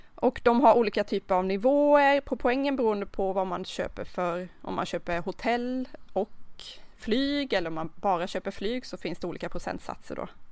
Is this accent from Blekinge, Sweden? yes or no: yes; Karlskrona, Blekinge, Sweden; kommer ju från Karlskrona